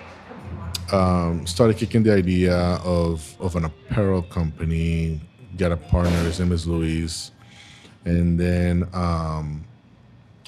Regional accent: Panama; moved away as an adult; now in Tampa, United States; I was born and raised in Panama

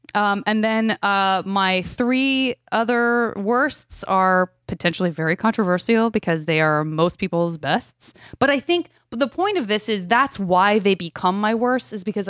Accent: Arizona, United States; Well, I'm from Arizona.

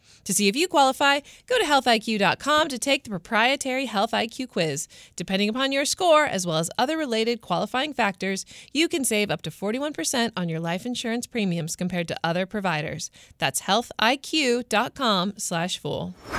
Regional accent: United States; I love being American, though.

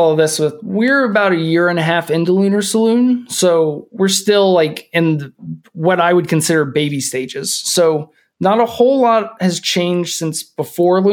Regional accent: Kentucky, United States; also born or lived in California; now in Minneapolis, United States; We're both from Kentucky, which doesn't get super cold, but it gets cold when it's Christmas because it should

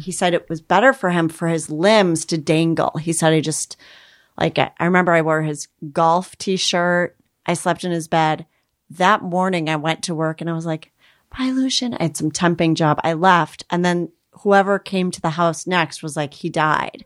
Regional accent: Minnesota, United States; I'm Minnesota.

